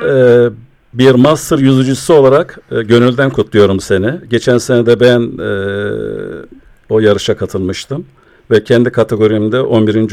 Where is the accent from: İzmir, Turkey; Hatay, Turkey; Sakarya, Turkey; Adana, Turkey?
Adana, Turkey; born or raised there